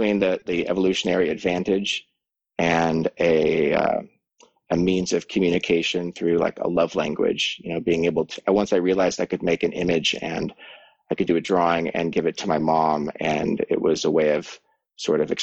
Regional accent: between Boulder and Estes Park, Colorado, United States; moved away as an adult; this is actually the land and the property that I grew up on. And I was here for about 18 years before I left for art school.

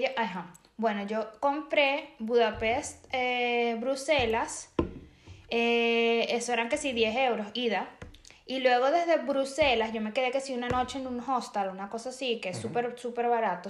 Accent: Venezuela; moved away; yo soy de Venezuela

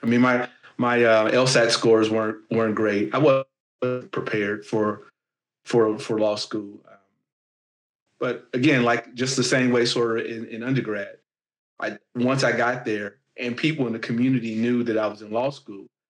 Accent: Gary, Indiana, United States; I'm a guy from Gary, Indiana

